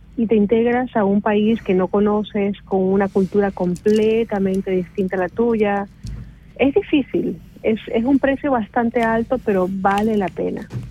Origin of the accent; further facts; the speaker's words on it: Ecuador; moved away as an adult; now in Switzerland; Salí de Ecuador sin ningún plan.